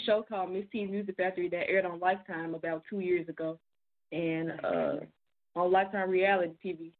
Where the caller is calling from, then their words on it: Memphis, Tennessee, United States; I'm calling from Memphis, Tennessee.